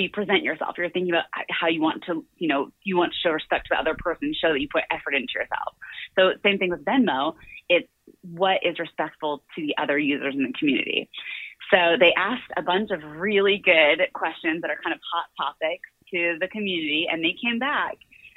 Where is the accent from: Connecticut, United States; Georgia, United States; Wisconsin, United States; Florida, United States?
Florida, United States; moved away as an adult; also born or lived in London; I'm from Florida originally, grew up in a really modest household.